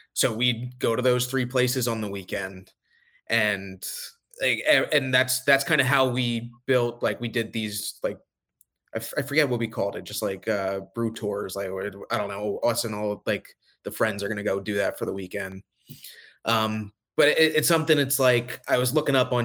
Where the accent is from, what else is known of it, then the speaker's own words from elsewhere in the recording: Bucks County, Pennsylvania, United States; we grew up in Bucks County, so like I knew Warwick Farms probably 10 minutes from me